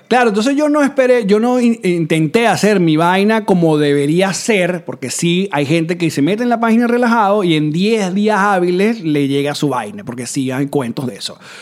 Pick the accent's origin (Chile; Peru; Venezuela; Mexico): Venezuela; moved away; yo nací en Venezuela, uno tiene que salir con el pasaporte venezolano